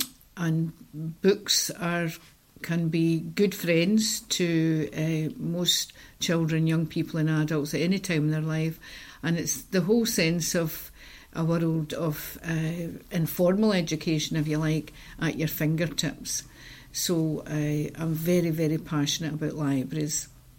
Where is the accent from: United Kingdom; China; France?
United Kingdom; Glasgow, Scotland; also born or lived in Rutherglen; it's where I was as a child growing up in Govan Hill. We lived near the library